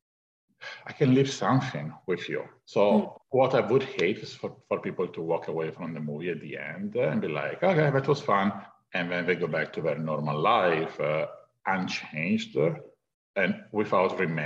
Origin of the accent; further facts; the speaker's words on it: Italy; moved away as an adult; now in Los Angeles, United States; I wanted to leave Italy. I came from Europe. I moved to LA just to pursue a career in filmmaking